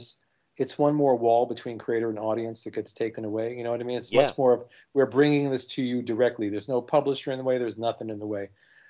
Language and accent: English; New York City, New York, United States; This is growing up in Brooklyn.